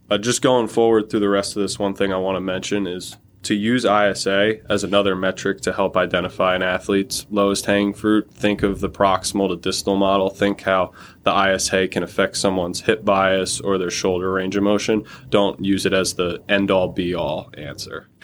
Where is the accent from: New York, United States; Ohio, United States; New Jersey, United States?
New Jersey, United States; Toms River; I'm from Tom's River, New Jersey. I played at Tom's River South